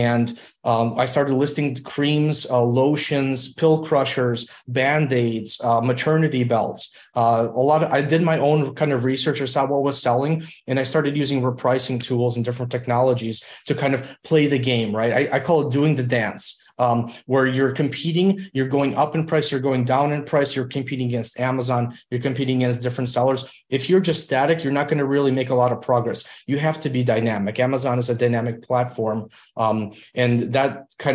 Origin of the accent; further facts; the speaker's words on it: Illinois, United States; English is a second language; I grew up in Illinois, and we came over to the United States when I was about 3.5 years old